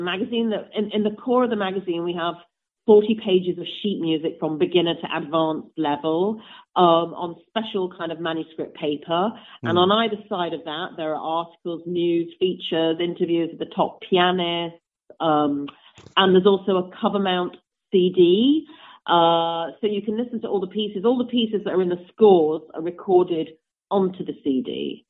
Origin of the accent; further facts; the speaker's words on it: England, United Kingdom; also because I was English and she thought I was some kind of rare specimen from the UK. She liked my accent.